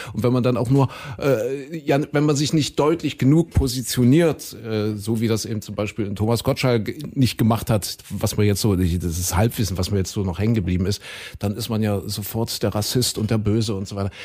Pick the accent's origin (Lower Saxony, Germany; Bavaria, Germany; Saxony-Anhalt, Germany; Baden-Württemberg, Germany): Saxony-Anhalt, Germany; Kuhköten, dort bin ich ja aufgewachsen in Sachsen-Anhalt